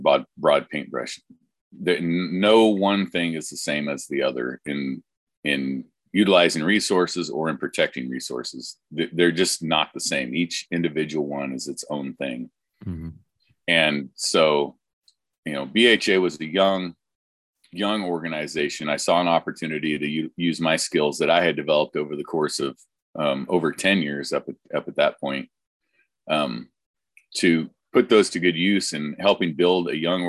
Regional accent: Oregon, United States; I am a redneck from Oregon. I grew up logging, all aspects of logging

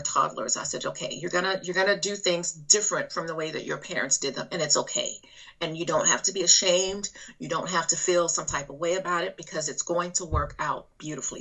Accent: Alabama, United States; accent: southern drawl; also born or lived in Texas; now in North Carolina, United States; I am originally from Alabama, but I've lived in Texas, and I'm in currently in North Carolina

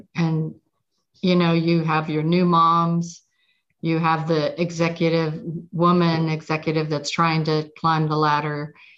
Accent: Pittsburgh, Pennsylvania, United States; moved away; I'm from Pittsburgh

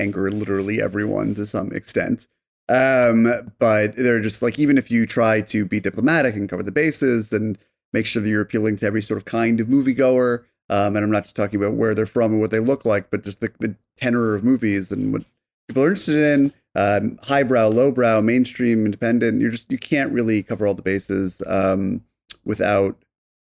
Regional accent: Connecticut, United States; when I was growing up in Connecticut in the 90s

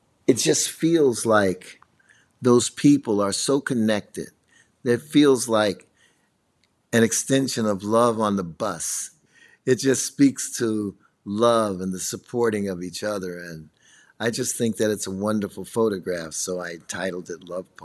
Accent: Chicago, Illinois, United States; I'm from Chicago

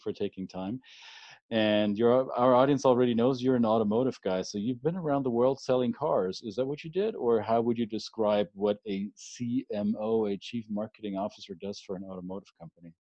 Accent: Germany; moved away as an adult; now in United States; when I grew up in the 80s and 90s in, in Germany

